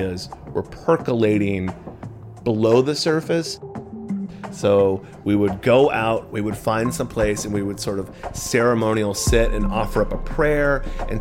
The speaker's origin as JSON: {"language": "English", "region": "suburbs of Massachusetts", "country": "United States", "tie": "born or raised there", "said": "My friends and I got into psychedelics and marijuana fairly early, like 8th grade. And we're in the suburbs of Massachusetts"}